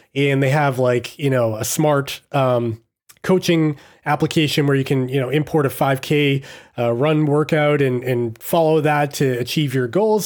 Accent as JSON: {"language": "English", "region": "Massachusetts", "country": "United States", "said": "I'm from Massachusetts myself"}